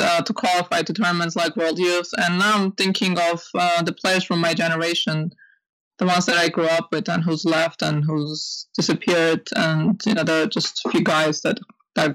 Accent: Armenia; moved away; I grew up in Armenia

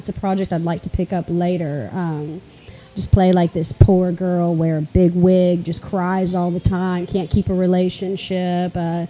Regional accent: Nashville, Tennessee, United States; also born or lived in Chicago / Murfreesboro; I'm a comic in Nashville. I'm born and raised in Nashville in Hermitage.

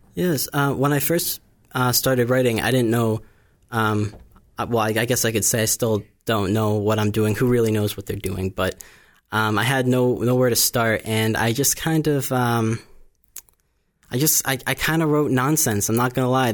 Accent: Bourne, Massachusetts, United States; I grew up here on the Cape

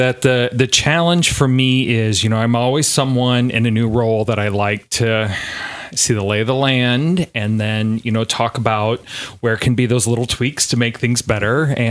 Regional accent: Quincy, Illinois, United States; moved away as an adult; also born or lived in Iowa; I grew up here in Quincy

